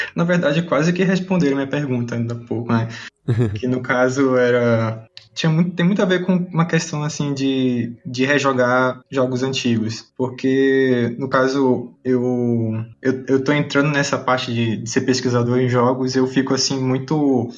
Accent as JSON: {"language": "Portuguese", "town": "Manaus", "region": "Amazonas", "country": "Brazil", "said": "eu sou de Manaus"}